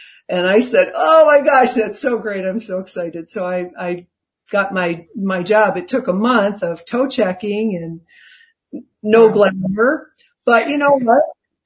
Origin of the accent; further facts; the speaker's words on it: Chicago, Illinois, United States; moved away as an adult; also born or lived in New York / Los Angeles; I came from Chicago and, I was the daughter of a school teacher and my mom was mostly a stay-at-home mom